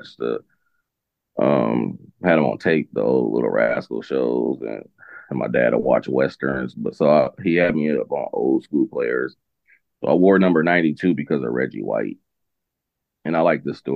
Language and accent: English; Los Angeles, California, United States; growing up in South Central